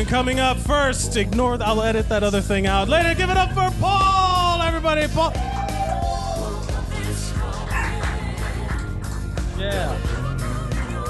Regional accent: Miami, Florida, United States; I grew up in Miami in the 80s

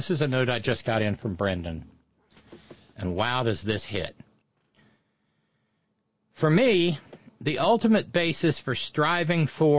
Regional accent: Northern Ireland, United Kingdom; I saw this growing up. I saw this happen growing up in Northern Ireland.

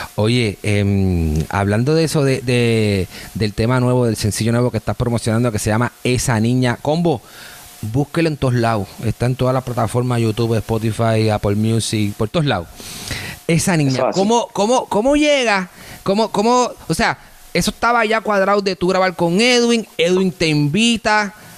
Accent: Puerto Rico; now in Miami, United States; yo soy de Puerto Rico

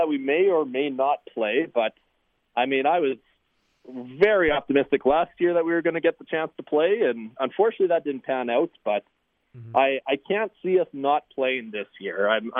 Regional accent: Regina, Saskatchewan, Canada; I grew up in Regina

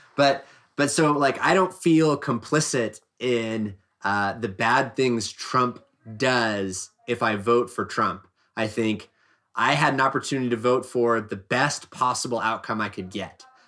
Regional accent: Oregon, United States; I grew up in Oregon

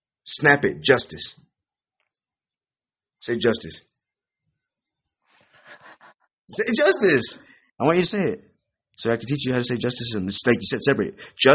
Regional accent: United States; accent: American; My tongue is American as hell. I speak very American as hell.

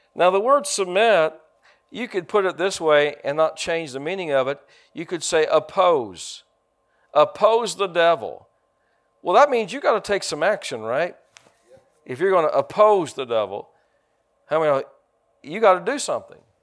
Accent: United States; I'm an American

